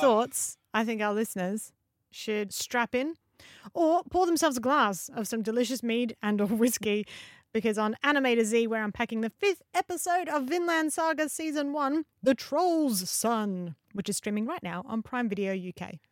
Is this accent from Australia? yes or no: yes; Australia; as an Aussie